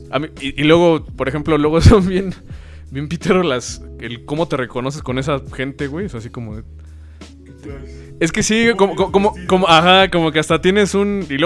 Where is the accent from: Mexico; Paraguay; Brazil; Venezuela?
Mexico; Nicolás Romero, State of Mexico; Yo soy de Nicolás Romero. Pues valió verga, güey.